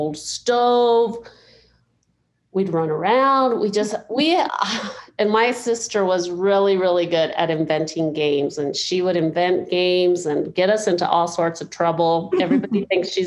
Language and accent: English; Mexico; now in United States; I was born in Mexico in a little adobe home, two rooms, kitchen and bedroom.